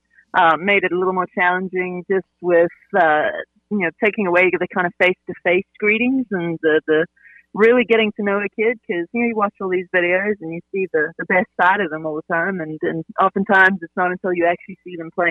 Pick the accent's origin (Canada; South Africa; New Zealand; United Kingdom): South Africa; now in Greenville, United States; I'm from South Africa originally, but Greenville's been home for 20 years now.